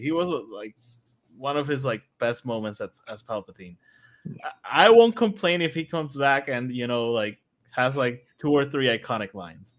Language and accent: English; Guaynabo, Puerto Rico; I'm from Guanao